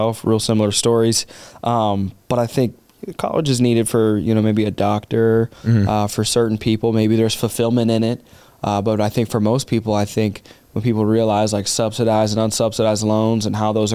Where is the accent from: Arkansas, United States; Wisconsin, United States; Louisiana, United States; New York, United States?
Arkansas, United States; I grew up in Arkansas